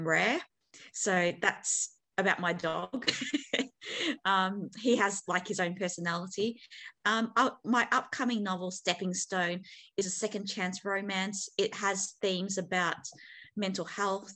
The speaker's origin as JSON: {"language": "English", "town": "Melbourne", "region": "Victoria", "country": "Australia", "tie": "born or raised there", "said": "I'm from Melbourne. I've lived here my whole life."}